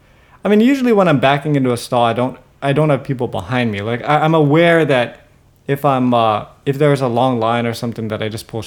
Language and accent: English; Hawaii, United States; That I'm from Hawaii.